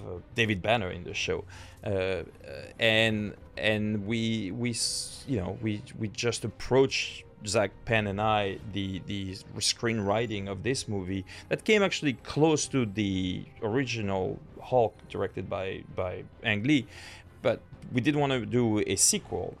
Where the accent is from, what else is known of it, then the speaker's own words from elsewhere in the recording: France; moved away as an adult; also born or lived in New York, United States; I grew up in France